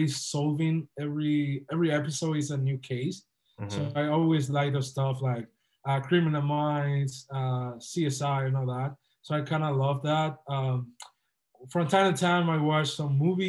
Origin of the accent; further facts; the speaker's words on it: Dominican Republic; moved away as an adult; also born or lived in Boca Raton, Florida; now in Miami, United States; I'm originally from the Dominican Republic.